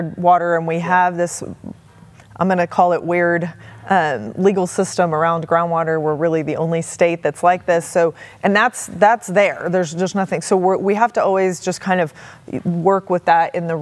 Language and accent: English; San Antonio, Texas, United States; now in Lubbock, United States; I grew up in San Antonio, so water was a big issue when I was growing up